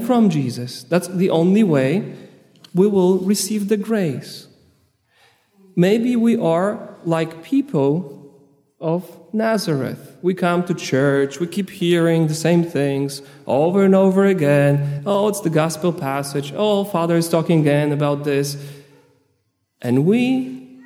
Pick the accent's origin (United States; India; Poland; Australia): Poland; I'm from Poland